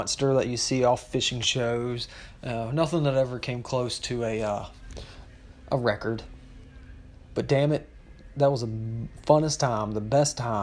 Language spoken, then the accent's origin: English; Virginia, United States; moved away; I was born and raised in Virginia.